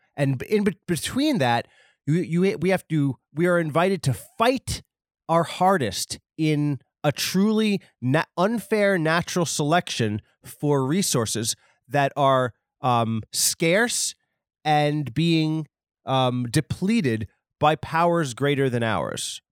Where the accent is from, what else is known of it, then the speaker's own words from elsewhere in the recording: New York, United States; I'm from, uh, New York. Maybe it's because I'm a New Yorker